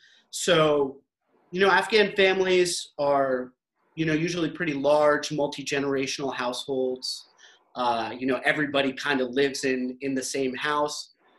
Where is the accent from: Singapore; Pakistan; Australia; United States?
Pakistan; I'm Pakistani, Samer's Lebanese